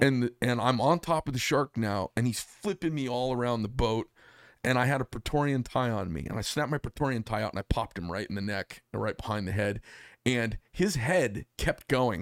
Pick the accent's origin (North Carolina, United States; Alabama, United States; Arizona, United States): Arizona, United States; I'm from Arizona